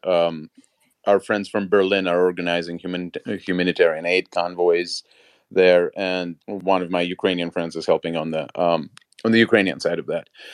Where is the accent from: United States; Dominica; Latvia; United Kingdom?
Latvia; English is a second language; moved away; I come from Soviet-occupied Latvia and, um, I come from a Russian-speaking Jewish community there.